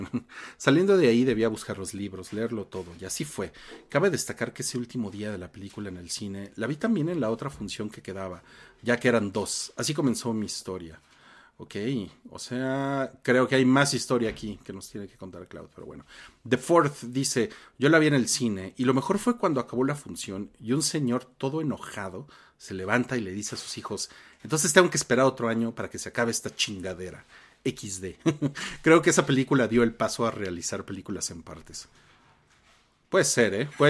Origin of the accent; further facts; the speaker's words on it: Reynosa, Tamaulipas, Mexico; Fue la primera vez que iba a uno porque de donde soy, Reynosa, Tamaulipas, solo había Cinemark.